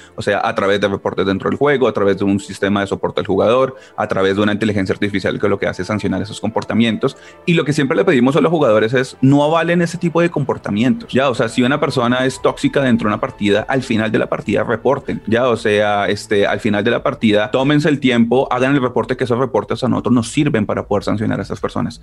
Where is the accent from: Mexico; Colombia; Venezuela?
Colombia; Ibagué, Tolima; yo soy de Ibagué